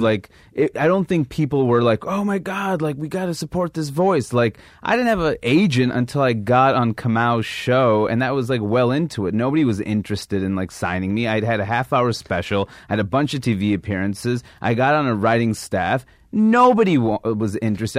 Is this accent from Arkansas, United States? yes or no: no; New York City, New York, United States; moved away as an adult; also born or lived in Seattle / Maine / London; I grew up in Queens, New York